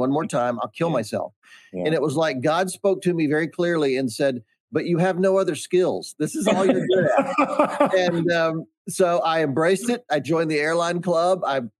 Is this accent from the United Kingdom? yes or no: no; Charlotte, North Carolina, United States; I grew up in Charlotte, North Carolina